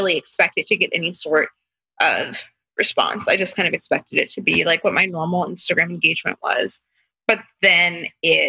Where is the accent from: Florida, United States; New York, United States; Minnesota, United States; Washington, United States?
Florida, United States; Tampa; So we're from Tampa, but when we first got married, he was working at a church, not here. So we moved, but we moved back in 2018